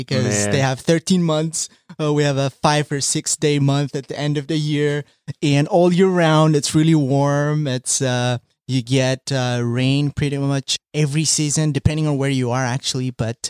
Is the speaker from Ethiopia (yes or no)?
yes; Addis Ababa, Ethiopia; English is a second language; moved away as an adult; now in Akron, United States; Ethiopia, right from the heart of it, from Addis Ababa.